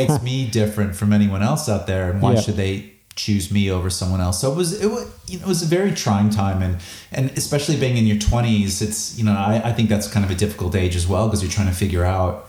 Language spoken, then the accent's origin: English; Chicago, Illinois, United States; moved away as an adult; also born or lived in Los Angeles, United States; now in Sydney, Australia; I grew up in Chicago in the Midwest